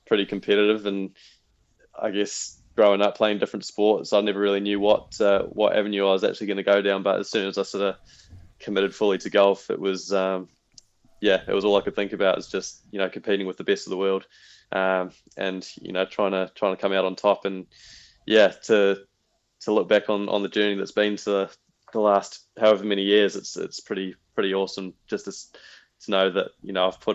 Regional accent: Wellington, New Zealand; growing up in Wellington, where, you know, the conditions are usually pretty harsh

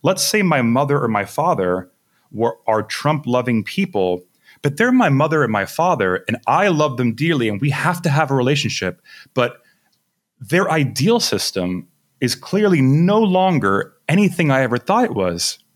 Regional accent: Miami, Florida, United States; I come from Miami

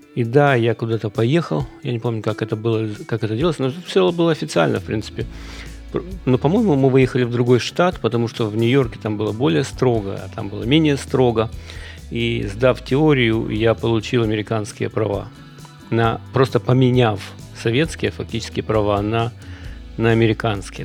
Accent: Kyiv, Ukraine; moved away as an adult; now in United States; в Киеве, я из Киева

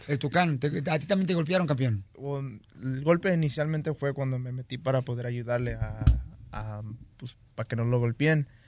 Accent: Michoacán, Mexico; moved away; yo soy de Michoacán.

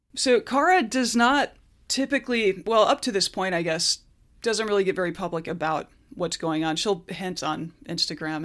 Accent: United States; as an American

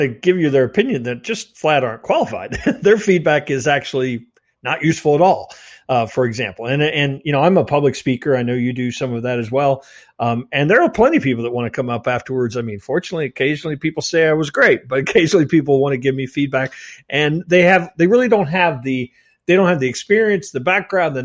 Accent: Midwest, United States; I'm a Midwesterner

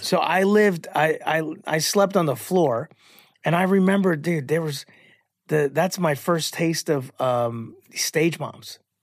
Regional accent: Chicago, Illinois, United States; I'm from Chicago

